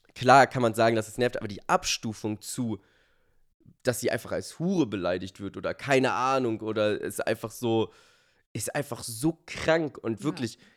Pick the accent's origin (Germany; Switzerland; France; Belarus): Germany; so sind wir Deutsche